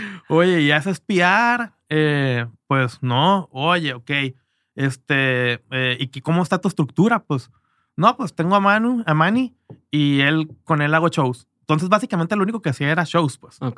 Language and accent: Spanish; Culiacán, Sinaloa, Mexico; moved away; also born or lived in Canada; yo me fui muy temprano de Culiacán